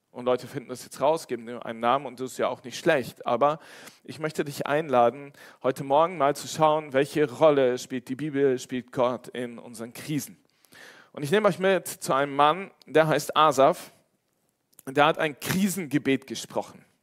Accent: Cologne, North Rhine-Westphalia, Germany; now in Westerwald, Germany; Ich bin extra von Köln in den Westerwald gezogen und habe meine Heimat verlassen, damit ich diesen Bus fahren kann

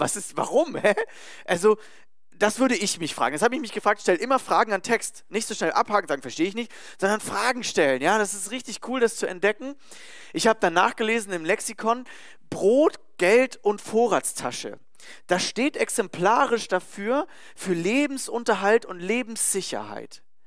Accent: Germany; Als Deutscher

